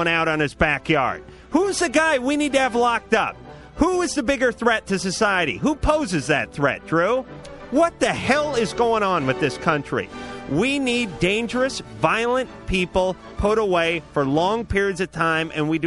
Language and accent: English; Los Angeles, California, United States; This is my hometown, this neighborhood